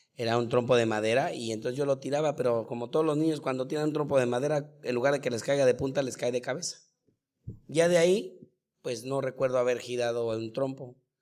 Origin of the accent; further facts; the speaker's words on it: Mexico City, Mexico; moved away as an adult; also born or lived in Chihuahua / Costa Rica / Colombia / Spain; soy de la Ciudad de México